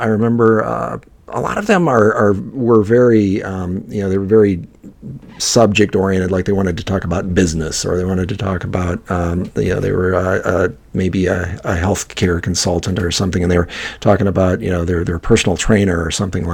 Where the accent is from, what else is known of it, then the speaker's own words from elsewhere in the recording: Midwest, United States; Me being a Midwesterner